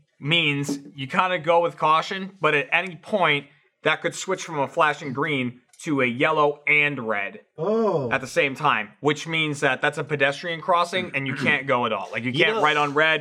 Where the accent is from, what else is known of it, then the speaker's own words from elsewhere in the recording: Boston, Massachusetts, United States; moved away; I'm from Boston.